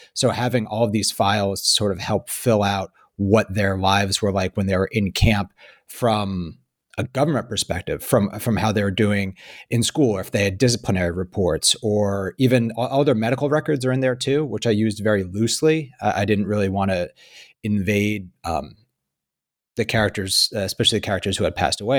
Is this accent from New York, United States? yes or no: yes; Hyde Park, New York, United States; you spend your whole life growing up in Hyde Park